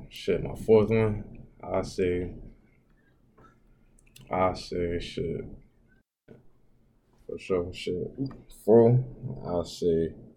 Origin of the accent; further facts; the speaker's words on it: Florida, United States; I'm from Florida, I've always been here